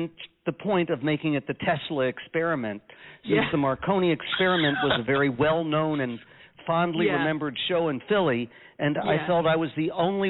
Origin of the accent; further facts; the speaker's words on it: Canada; now in Westmont, United States; And the CA tells you that when I'm making my shows in Westmont, New Jersey, that I'm Canadian.